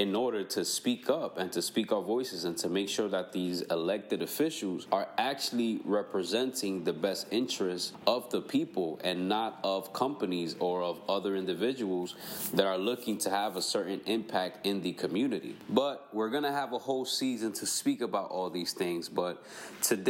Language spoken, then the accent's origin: English; New York City, New York, United States; I was born and raised in New York City in 1994